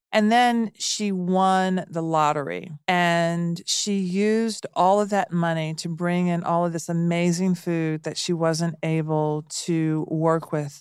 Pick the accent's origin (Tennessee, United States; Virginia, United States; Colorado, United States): Tennessee, United States; Nashville; I grew up in Nashville